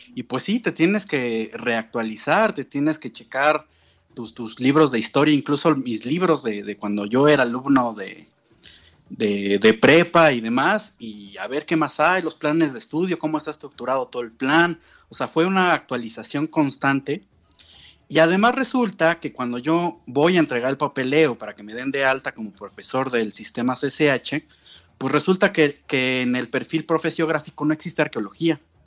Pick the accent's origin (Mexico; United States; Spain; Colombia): Mexico; Mexico City; also born or lived in Morelos; yo soy de la Ciudad de México, me fui a vivir al, estado de Morelos